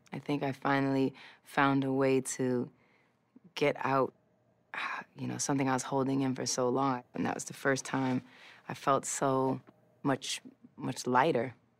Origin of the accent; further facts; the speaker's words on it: New York City, New York, United States; I grew up in New York City, Hell's Kitchen, and it looked exactly how it sounds